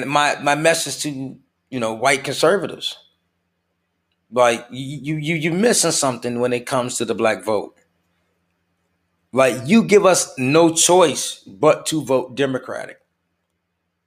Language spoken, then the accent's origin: English; United States; we're just as American as you are